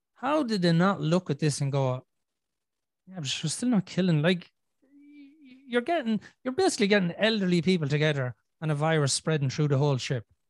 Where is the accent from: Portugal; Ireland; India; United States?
Ireland